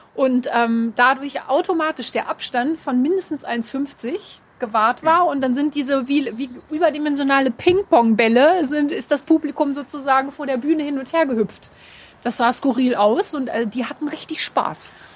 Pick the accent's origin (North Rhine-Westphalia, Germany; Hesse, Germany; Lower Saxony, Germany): Lower Saxony, Germany; Hanover; als geborene Hannoveranerin